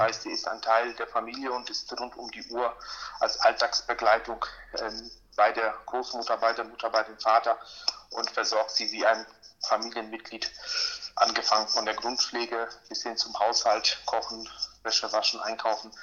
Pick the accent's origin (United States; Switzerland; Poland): Poland; now in Germany; ich bin auch in Polen geboren